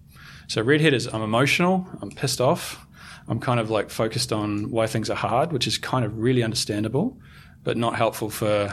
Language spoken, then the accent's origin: English; New Zealand; because I'm a Kiwi, I'm going to give you an All Black analogy.